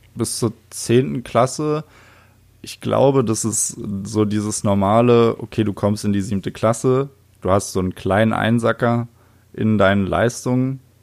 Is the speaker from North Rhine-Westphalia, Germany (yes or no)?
no; Oranienburg, Brandenburg, Germany; ich wurde im schönen Jahr 1995 im Februar in Oranienburg geboren. Geil. Das ist eine kleinere Stadt nördlich von Berlin. Mhm. Und ja, da bin ich aufgewachsen.